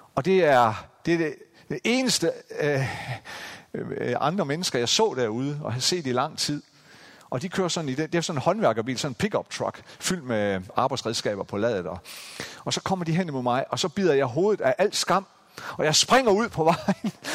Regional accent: Central Jutland, Central Denmark Region, Denmark; den her lille bitte landsby i Midtjylland, hvor jeg voksede op

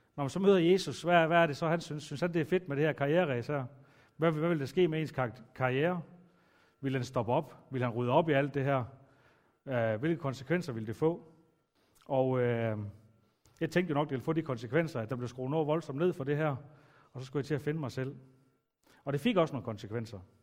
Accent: Aalborg, North Denmark Region, Denmark; Jeg er vokset op ude i Aalborg Øst

